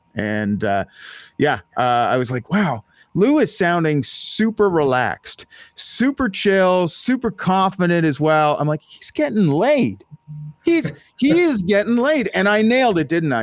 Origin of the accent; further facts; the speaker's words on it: Ottawa, Ontario, Canada; moved away; It is my hometown